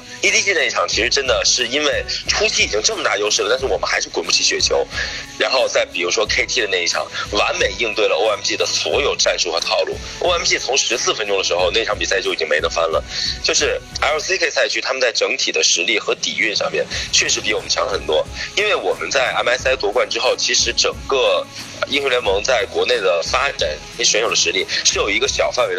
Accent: China; 我们中国人更加的擅长于这样的一些东西

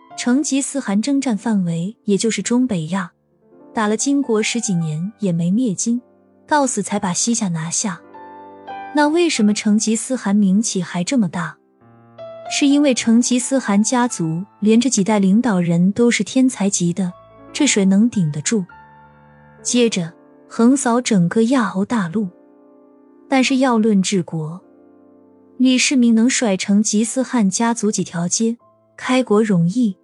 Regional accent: Shandong, China; 我不能离婚是因为我是山东人

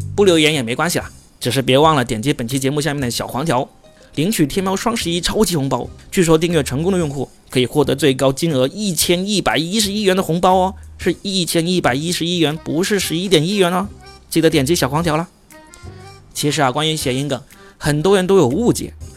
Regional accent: southern China, China; accent: southern; 我这个南方口音的人

